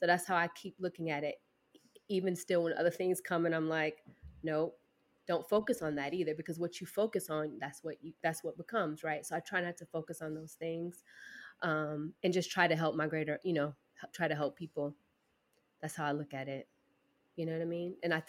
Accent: the South, United States; I'm from the South, so I always know what people are

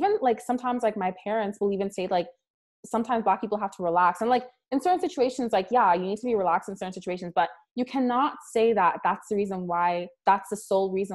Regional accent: Nigeria; I'm Nigerian

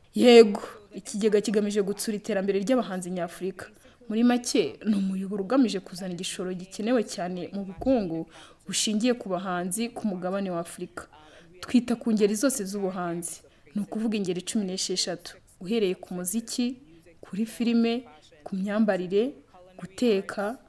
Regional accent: Angola; ndi umudije wo muri angora

